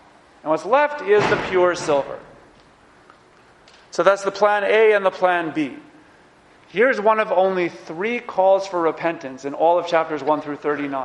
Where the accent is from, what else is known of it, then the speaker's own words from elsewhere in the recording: New York, United States; as a New Yorker